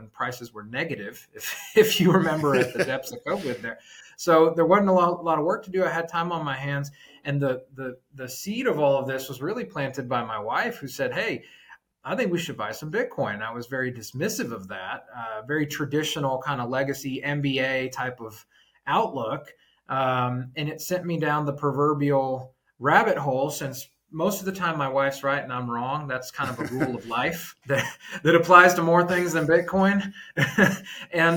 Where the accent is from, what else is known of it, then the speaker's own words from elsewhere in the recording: Texas, United States; also born or lived in Washington, D.C. / Houston; Born and raised in Texas, went to A&M, lived abroad for a while, got a business degree out in DC, and then I wanted to move back home to Texas